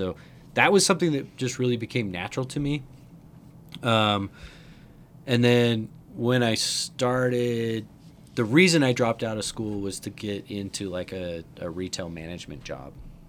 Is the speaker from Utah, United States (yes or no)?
yes; Utah, United States; So growing up in Utah... if you're all familiar, right out of high school, I started working for Graywell, the CD shop